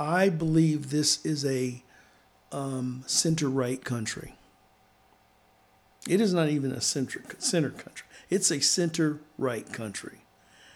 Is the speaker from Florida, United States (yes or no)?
yes; Florida, United States; now in Washington State, United States; now, I live in Washington State, but I come from Florida. And a whole lot of my formation was dealing not only in Florida, but kind of throughout the South.